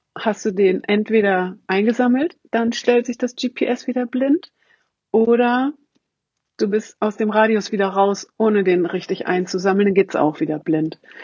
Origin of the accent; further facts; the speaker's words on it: Hamburg, Germany; ich komme aus Hamburg